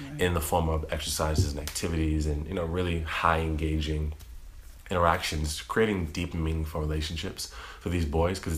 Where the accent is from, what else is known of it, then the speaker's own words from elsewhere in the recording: East Coast of Massachusetts, United States; I grew up in the East Coast of Massachusetts, in the state of Massachusetts